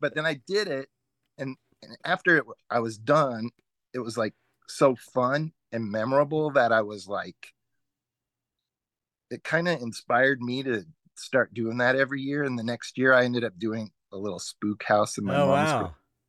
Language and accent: English; Los Angeles, California, United States; I grew up in where I live right now, but this show was made in Canada.